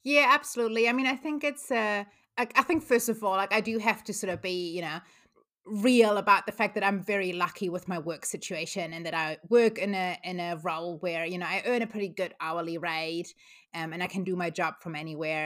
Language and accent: English; Germany; moved away as an adult; now in New Zealand; I grew up in Germany, but moved to New Zealand almost seventeen years ago now